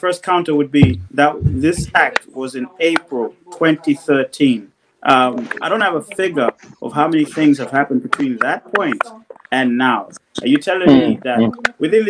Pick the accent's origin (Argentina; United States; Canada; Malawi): Malawi; now in United Kingdom; I grew up in Malawi. I was born in Malawi. Obviously, I'm based in the UK now.